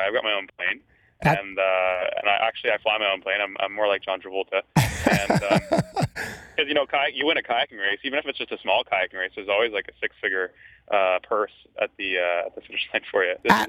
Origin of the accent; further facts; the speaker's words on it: Toronto, Ontario, Canada; Toronto's my home, and I loved being in London.